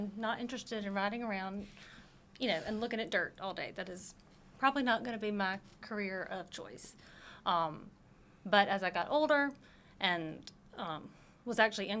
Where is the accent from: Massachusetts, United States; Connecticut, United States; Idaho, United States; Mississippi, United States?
Mississippi, United States; North; She's from Texas, and I am from North Mississippi.